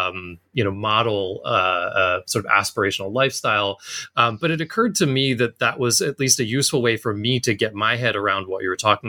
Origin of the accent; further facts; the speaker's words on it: Pennsylvania, United States; now in Japan; I'm originally from Pennsylvania